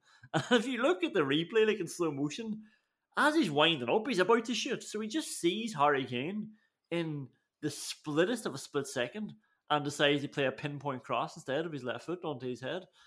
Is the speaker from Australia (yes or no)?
no; Ireland; we're Irish